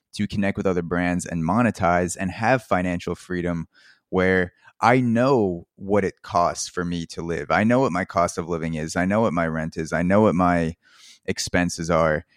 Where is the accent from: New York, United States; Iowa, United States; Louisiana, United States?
New York, United States; Long Island; now in Brooklyn, United States; I grew up in Long Island, New York. I live in Brooklyn